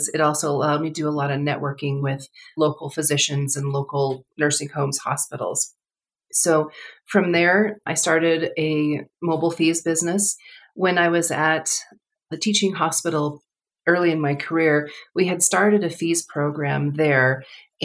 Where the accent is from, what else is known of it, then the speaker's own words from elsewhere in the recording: Colorado, United States; moved away as an adult; also born or lived in Southern California; I grew up in Colorado.